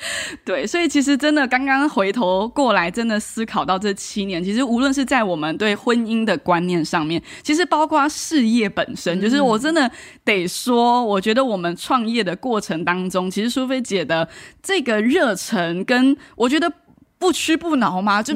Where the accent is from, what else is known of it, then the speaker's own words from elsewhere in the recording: Kaohsiung, Taiwan; 我是高雄人。